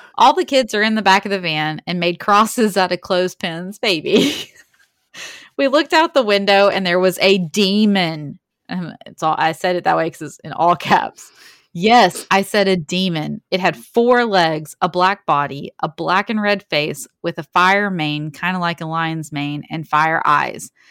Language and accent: English; Alabama, United States; we're also from Alabama